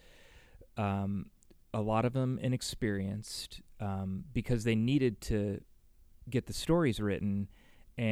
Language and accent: English; Burlingame, California, United States; now in San Francisco, United States; I grew up in Burlingame.